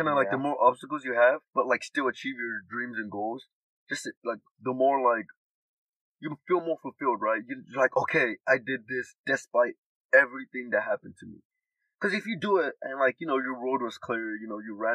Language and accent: English; Nigeria; now in United States; I'm from Nigeria